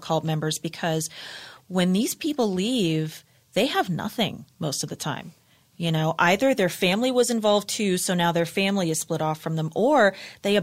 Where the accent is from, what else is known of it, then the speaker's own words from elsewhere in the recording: Los Angeles, California, United States; I was born and raised in Los Angeles